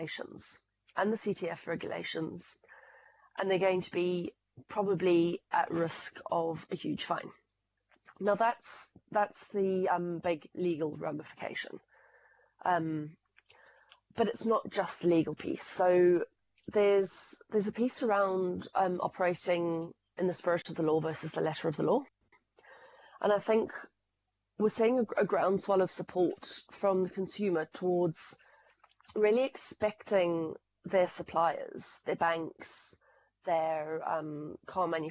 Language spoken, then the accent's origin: English; Zimbabwe; now in United Kingdom; as you might be able to tell from the accent, I come from Zimbabwe